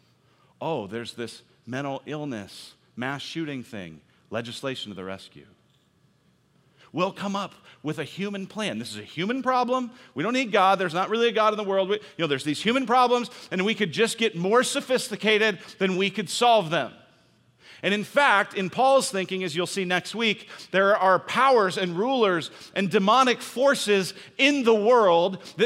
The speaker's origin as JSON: {"language": "English", "town": "Denver", "region": "Colorado", "country": "United States", "also_born_or_lived": "Illinois", "moved": "as an adult", "said": "I'm from Denver, went to college at University of Illinois, and every Christmas I would come home for Christmas"}